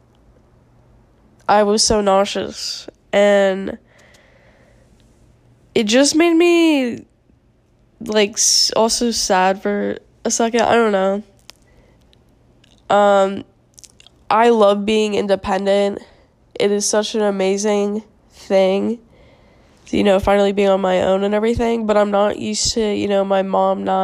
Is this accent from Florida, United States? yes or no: yes; South Florida, United States; moved away as an adult; now in Tallahassee, United States; I'm from South Florida, where it's, besides, like, 2 days out of the year, it's 80 degrees